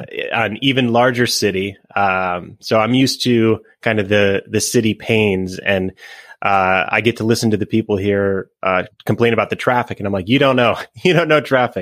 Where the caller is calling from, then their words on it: Austin, Texas, United States; Yeah, I'm from Austin, Texas.